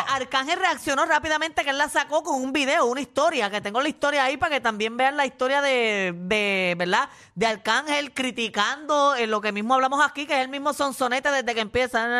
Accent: Puerto Rico; somos los boricuas

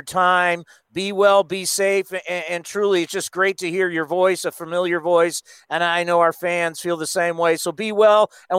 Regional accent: San Diego, California, United States; I grew up actually in San Diego

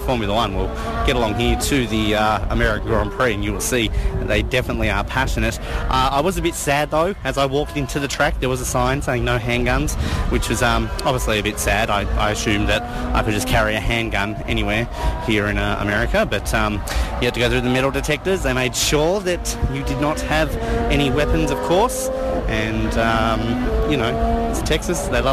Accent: Australia; I was from Australia

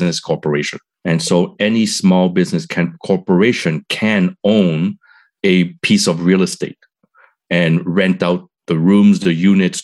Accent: Montreal, Quebec, Canada; moved away as an adult; now in Toronto, Canada; I'm from Montreal, moved to Toronto

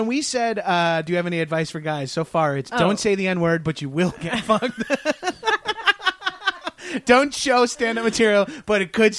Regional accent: Long Island, New York, United States; I'm Italian from Long Island

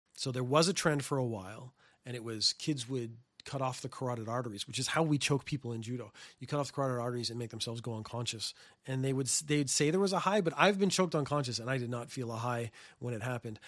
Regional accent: Canada; now in Japan; I come from Canada

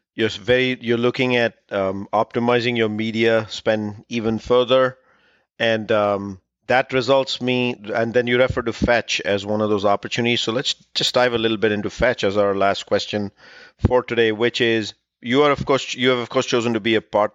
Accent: California, United States; California, my home state

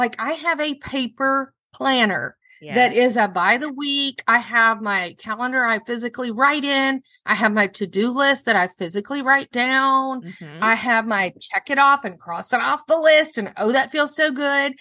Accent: Baton Rouge, Louisiana, United States; I grew up in Baton Rouge.

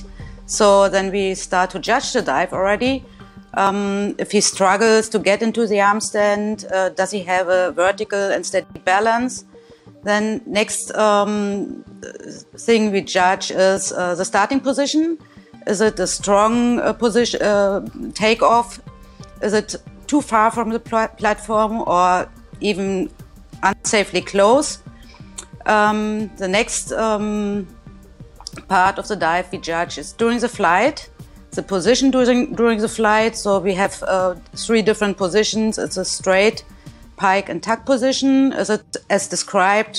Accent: Germany; from Germany, and I'm a former diver.

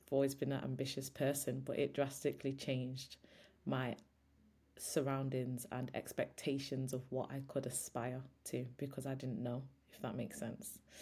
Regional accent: Old Trafford, North West England, United Kingdom; I grew up in Old Trafford

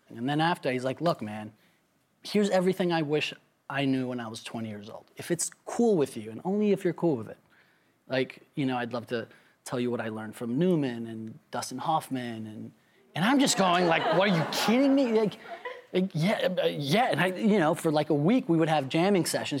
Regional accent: Mexico City, Mexico; I'm from Mexico City

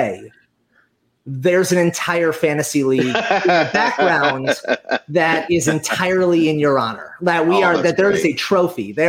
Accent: New Jersey, United States; moved away; my house back where I grew up in Jersey.

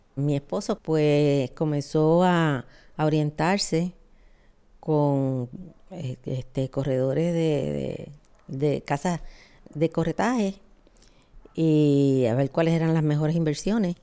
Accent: Puerto Rico

